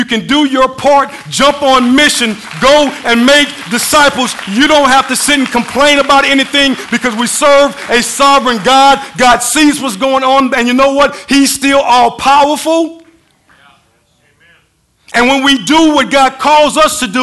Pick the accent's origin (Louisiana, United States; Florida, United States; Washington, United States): Louisiana, United States; Mamou; also born or lived in Lake Charles, Louisiana; I grew up in Mama, Louisiana. Then I moved to Lake Charles